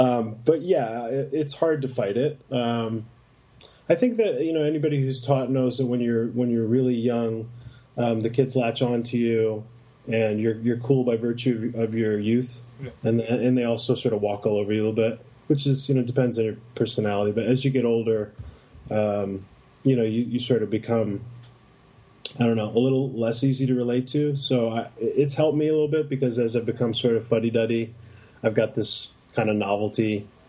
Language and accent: English; Schenectady, New York, United States; moved away as an adult; also born or lived in Boston; now in Medford, United States; I'm from upstate New York. I'm from from Schenectady outside of Albany. And I came to Boston